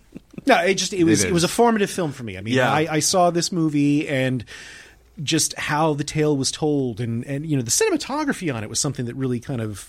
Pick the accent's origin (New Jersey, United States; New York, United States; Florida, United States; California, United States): Florida, United States; Polk County; growing up in Polk County, like I grew up, because I grew up like out in the sticks and everything, y'all.